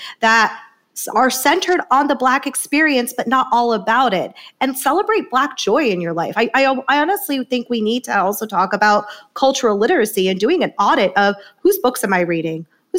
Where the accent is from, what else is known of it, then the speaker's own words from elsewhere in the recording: South India, India; And equally as much, I see her as a South Asian woman, and specifically a South Indian woman, which I'm from South India.